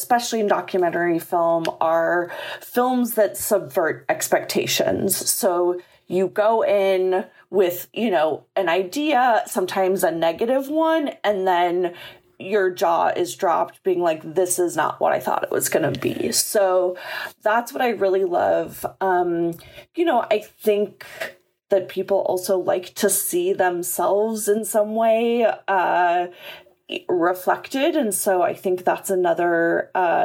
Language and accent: English; Chicago, Illinois, United States; moved away; I grew up in Chicago